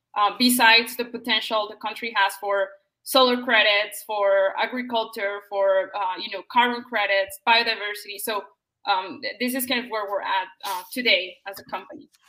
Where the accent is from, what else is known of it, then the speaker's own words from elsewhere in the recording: Colombia; I'm from Colombia